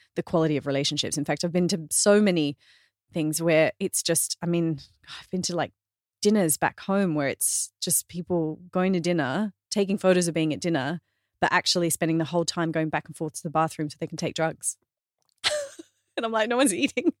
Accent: Australia; I'm Australian

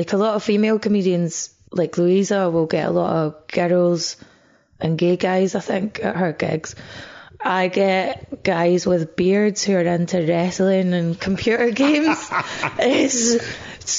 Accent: Scotland, United Kingdom; moved away as an adult; also born or lived in Bathgate / Edinburgh; now in England; when you're Scottish and living in England, you'll always be defined as other. Like, I get described as Scottish comedian a lot and I never grew up with a strong sense of Scottishness.

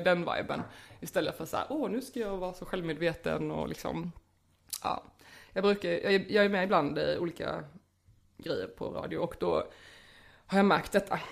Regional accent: Småland, Sweden; accent: Småländska; Jag pratar ju småländska

